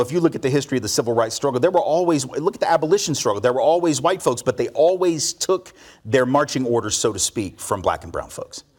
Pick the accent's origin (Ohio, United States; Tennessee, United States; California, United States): Tennessee, United States; Nashville; I was born here in Nashville, um, and went to public school from, from seventy-four to eighty-six here